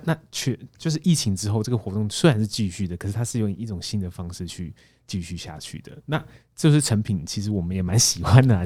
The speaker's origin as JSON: {"language": "Chinese", "region": "Taipei", "country": "Taiwan", "said": "我是台北人"}